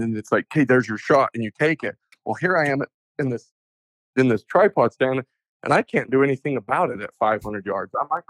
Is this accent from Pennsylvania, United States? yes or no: no; Utah, United States; also born or lived in New Mexico / Arizona; growing up in Utah and in New Mexico, Arizona, like, we never saw him.